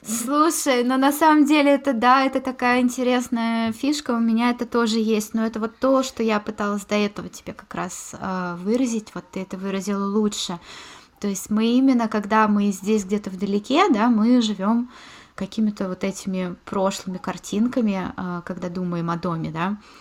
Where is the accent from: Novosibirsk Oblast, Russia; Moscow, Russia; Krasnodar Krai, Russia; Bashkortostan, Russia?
Moscow, Russia; moved away as an adult; also born or lived in Scotland; now in Germany; я родилась в Москве